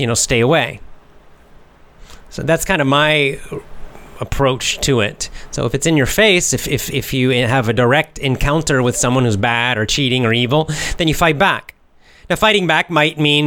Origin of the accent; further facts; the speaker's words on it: United States; I'm American